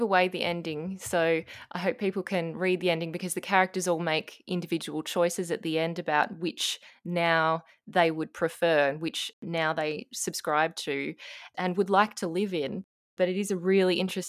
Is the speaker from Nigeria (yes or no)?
no; Australia; as an Australian